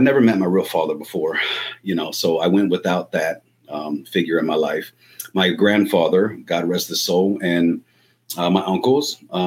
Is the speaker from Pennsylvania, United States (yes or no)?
no; Los Angeles, California, United States; moved away; I was born and raised in Los Angeles, California, back in the 80s